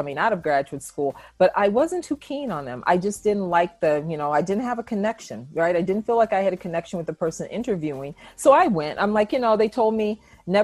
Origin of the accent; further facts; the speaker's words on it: East Coast, United States; moved away as an adult; also born or lived in Cedar Rapids, Iowa; I'm from the East Coast